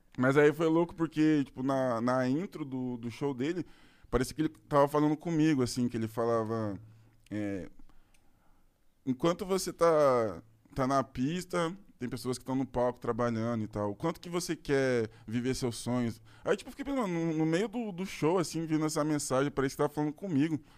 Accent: Curitiba, Paraná, Brazil; Eu sou de Curitiba também

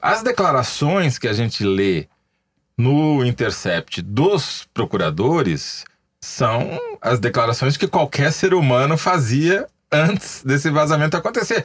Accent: Matão, São Paulo, Brazil; accent: caipira; eu sou caipira.

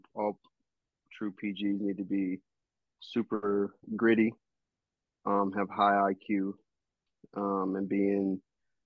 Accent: North Carolina, United States; moved away as an adult; also born or lived in Norfolk, Virginia; now in Sacramento, United States; I'm from North Carolina. Born and raised there

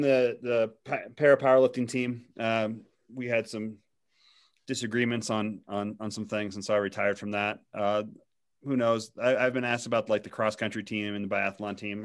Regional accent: Missouri, United States; And I grew up in Missouri.

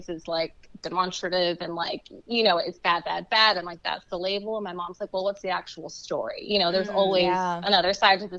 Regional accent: Los Angeles, California, United States; I grew up in LA going to like sweet little private art schools.

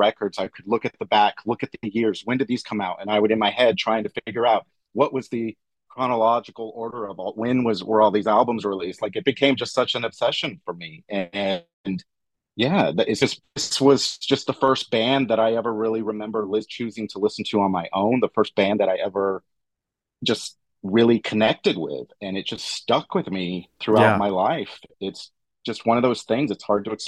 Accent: Fort Worth, Texas, United States; moved away; growing up in Fort Worth, Texas

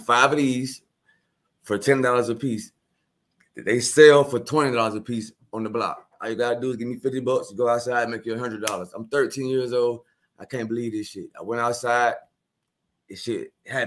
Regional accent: Milledgeville, Georgia, United States; also born or lived in Augusta, Georgia; I was born in Augusta, Georgia, 1983. My mom and dad moved to Milledgeville

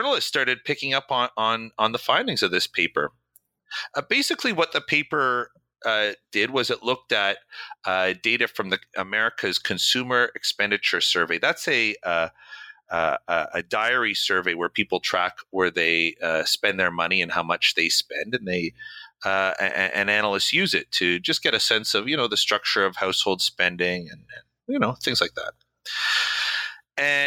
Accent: Canada; moved away as an adult; now in New York, United States; I'm originally from Canada. I've been here maybe since 2000, so coming up 17 years in the United States.

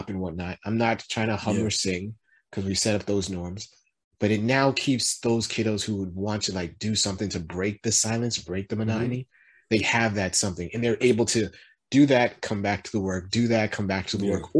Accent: East Coast, United States; moved away; I'm from the East Coast

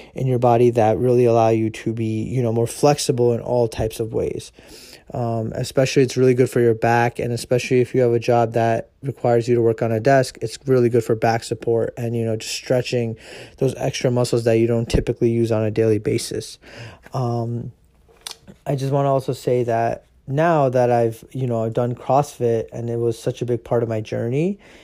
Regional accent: United States; I am Indian, and uh, you know I was born here in America

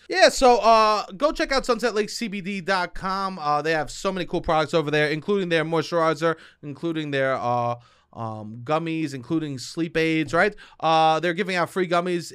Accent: New York City, New York, United States; I'm a dude from Staten Island

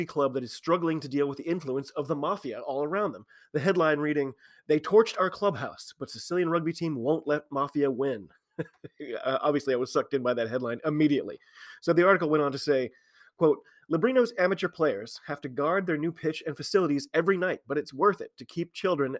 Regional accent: United States; I'm an American rugby fan

